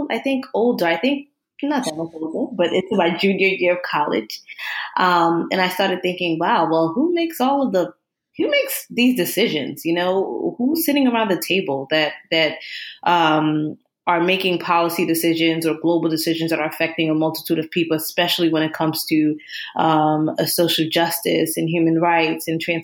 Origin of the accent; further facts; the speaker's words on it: Newark, New Jersey, United States; moved away as an adult; now in Long Island, United States; I am originally from Jersey, born in Newark, New Jersey, and consider myself a Rutgers breed because I went there for my master's and PhD